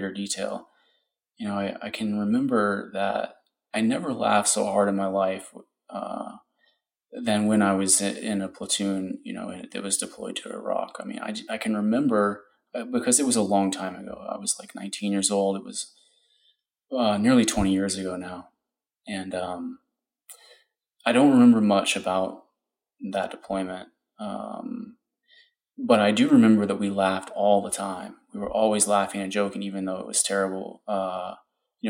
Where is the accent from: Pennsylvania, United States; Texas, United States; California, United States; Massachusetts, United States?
Texas, United States; Austin; I'm from Austin